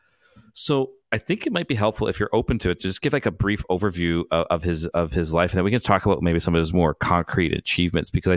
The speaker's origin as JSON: {"language": "English", "town": "Vancouver", "region": "British Columbia", "country": "Canada", "said": "I'm from Vancouver"}